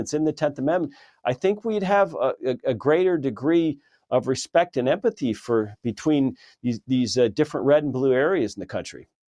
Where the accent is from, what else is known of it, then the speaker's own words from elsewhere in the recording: California, United States; moved away; I lived in California for many, many years, my home state